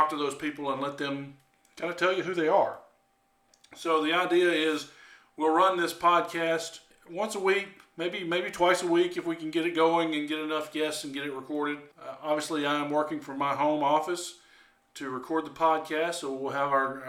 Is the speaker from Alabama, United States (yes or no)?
yes; Alabama, United States; moved away as an adult; also born or lived in Mississippi / West Virginia; now in DeLand, Florida, United States; I grew up in Alabama